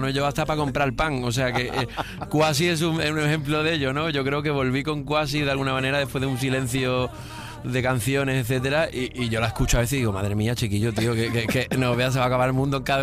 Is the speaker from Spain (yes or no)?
yes; Andalusia, Spain; como hago las cosas, las pienso en andaluz también, que a veces me sale bien y a veces me sale mal, pero somos andaluz también.